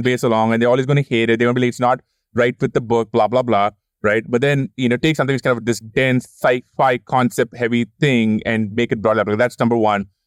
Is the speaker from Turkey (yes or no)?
no; India; moved away; growing up in India